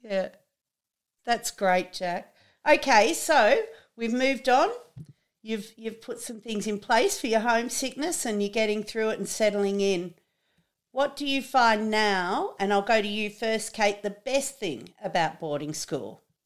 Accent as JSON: {"language": "English", "town": "Trangie", "region": "New South Wales", "country": "Australia", "said": "I'm from Trangie"}